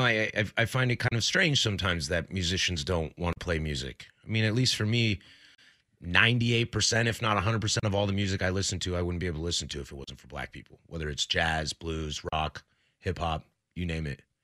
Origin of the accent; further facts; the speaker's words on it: Pacific Northwest, United States; I was born, I am born and raised in the Pacific Northwest.